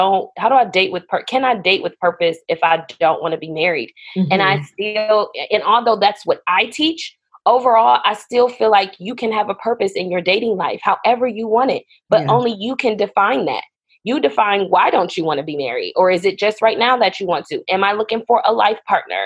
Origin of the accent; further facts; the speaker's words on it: Buffalo, New York, United States; moved away as an adult; also born or lived in North Carolina; we're originally from Buffalo, New York.